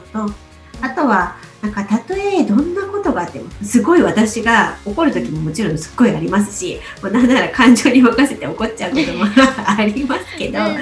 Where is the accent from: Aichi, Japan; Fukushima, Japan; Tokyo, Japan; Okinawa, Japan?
Aichi, Japan; moved away as an adult; 私が愛知県出身なので、もう今実家がすぐ近くなんですね